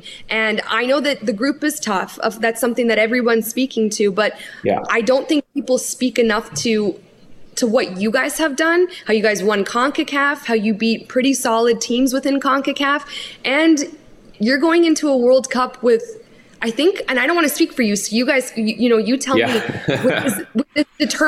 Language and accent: English; Canada; this isn't just because we're Canadian